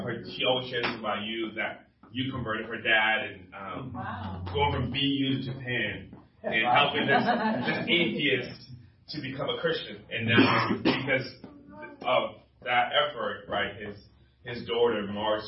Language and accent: English; Liberia; moved away; I'm originally from Liberia, West Africa